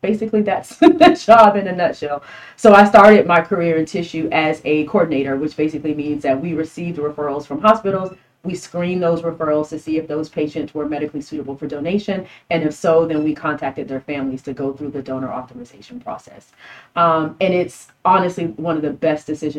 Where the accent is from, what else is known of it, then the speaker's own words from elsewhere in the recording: Miami, Florida, United States; moved away as an adult; now in San Antonio, United States; I'm from Miami